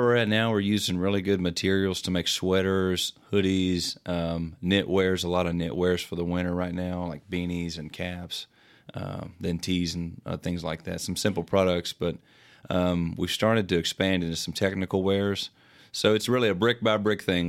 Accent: Morehead, Kentucky, United States; we're from Moorhead, Kentucky, you know, a small town.

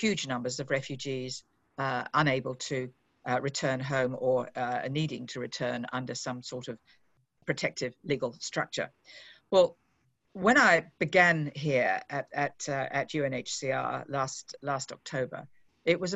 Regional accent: Australia; moved away as an adult; now in Geneva, Switzerland; as an Australian who's now had the last 8 months in Geneva

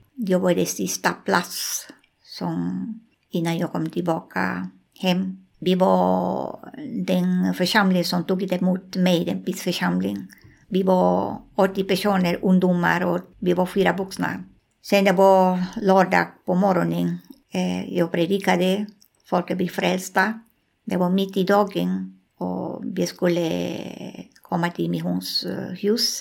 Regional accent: Amazonas, Peru; Swedish is a second language; moved away as an adult; also born or lived in Lima, Peru; jag föddes där, jag är därifrån, mina föräldrar var därifrån

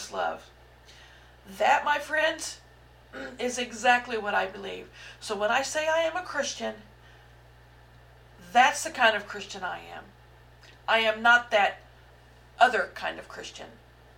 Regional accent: Southeast Missouri, United States; I was raised in the Midwest, in Southeast Missouri

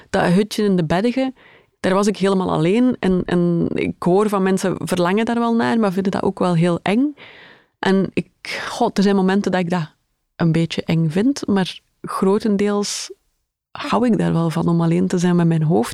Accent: Schaffen, Flanders, Belgium; moved away; mijn ouders woonden nog altijd in, in het mooie Schaffen

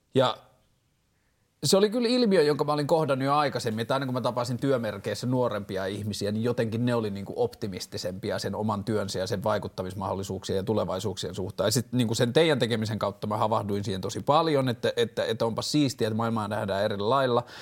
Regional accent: Vantaa, Uusimaa, Finland; mä oon vantaalainen mies tai mä oon 33-vuotias mies

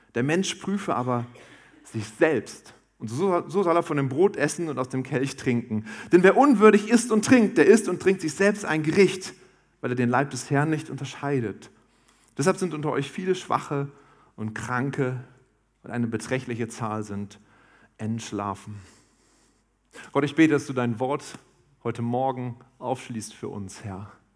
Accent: Harz, Germany; ich komme aus dem Harz

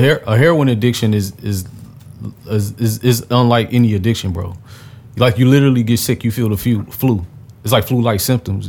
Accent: Detroit, Michigan, United States; I grew up on East Warren

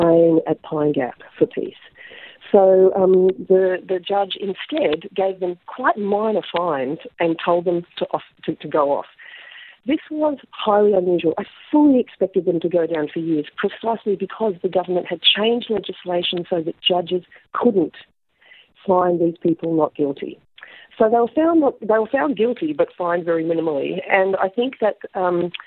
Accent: Australia; as Australian citizens

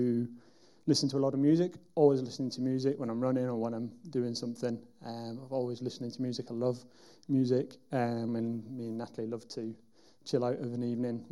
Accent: Wigan, North West England, United Kingdom; moved away as an adult; now in Derby, United Kingdom; I'm from a town called Wigan, which is in the northwest of England. And I moved down here nearly 15 years ago

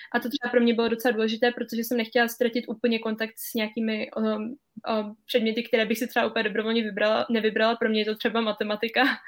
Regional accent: Cheb, Karlovy Vary Region, Czechia; now in France; já jsem teda z Chebu, jak jsi už řekla, a chodila jsem tam na, na gymnázium od první do sexty

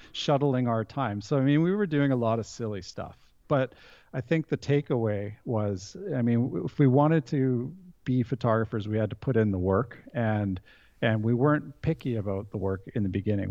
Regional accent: 100 Mile House, British Columbia, Canada; moved away as an adult; also born or lived in Vancouver; now in Sweden; I grew up in Western Canada in a province called British Columbia in a very small town called Hundred Mile House

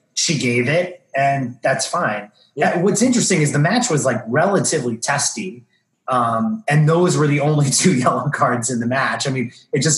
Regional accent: New York area, United States; It's just how we were raised in the New York area.

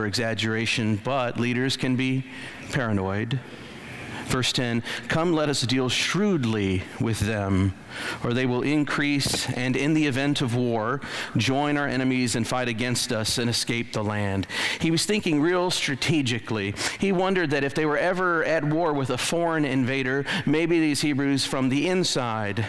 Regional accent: Illinois, United States; moved away; I'm from Illinois

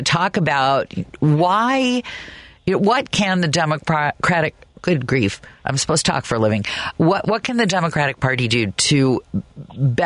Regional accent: Manhattan, Kansas, United States; now in Chicago, United States; I was raised in Manhattan, Kansas, when it was a lot smaller than it even is now

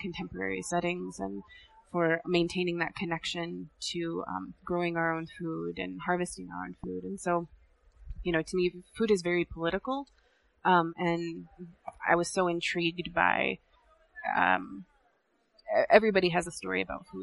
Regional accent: South Dakota, United States; I was born and raised in South Dakota, but I am Ihonkdwan and Oglala.

